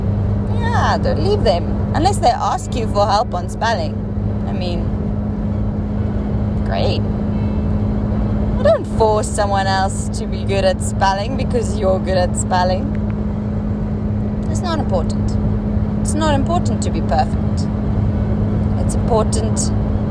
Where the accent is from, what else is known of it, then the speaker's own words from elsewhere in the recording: South Africa; first language Afrikaans; English is a second language; I'm not English. I'm not even sure I'm Afrikaans anymore